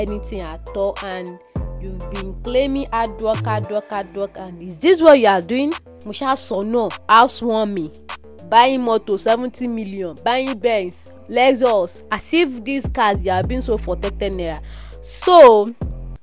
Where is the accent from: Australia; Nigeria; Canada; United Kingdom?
Nigeria; I'm Nigerian.